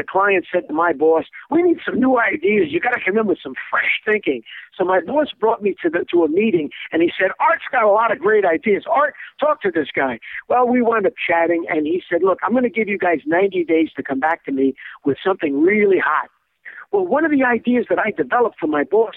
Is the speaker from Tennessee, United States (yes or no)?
no; New York City, New York, United States; I was raised in New York City